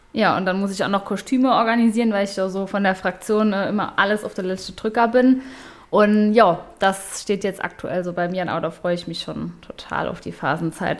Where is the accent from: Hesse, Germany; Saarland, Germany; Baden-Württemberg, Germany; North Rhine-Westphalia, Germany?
Saarland, Germany; Ludweiler; in Ludweiler, meinem Heimatdorf